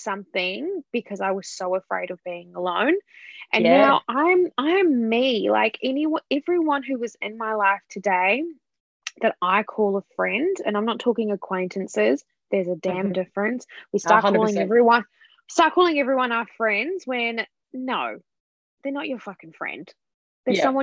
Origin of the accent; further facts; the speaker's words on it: New Zealand; moved away; I'm from New Zealand, I've been living here for 8.5 years